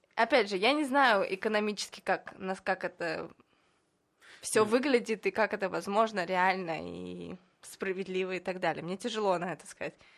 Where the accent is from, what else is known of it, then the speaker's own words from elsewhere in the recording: Moscow, Russia; moved away as an adult; now in Israel; Я еще из Москвы